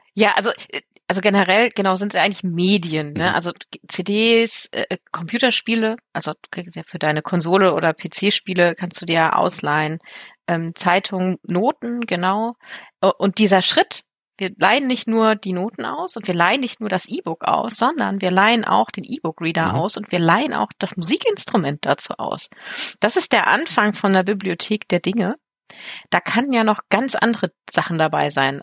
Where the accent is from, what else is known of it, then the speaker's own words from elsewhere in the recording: Germany; bei uns in Deutschland